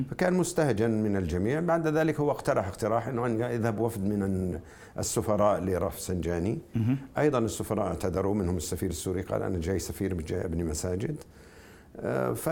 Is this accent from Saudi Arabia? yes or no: no; Jordan; لانني انا اردني تشاكس